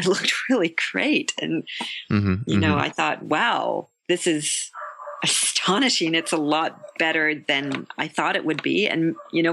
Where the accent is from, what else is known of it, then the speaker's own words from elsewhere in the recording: Canada; moved away as an adult; now in Paris, France; I'm Canadian and I live in Paris. And I think it would be difficult to take the Canadian out of me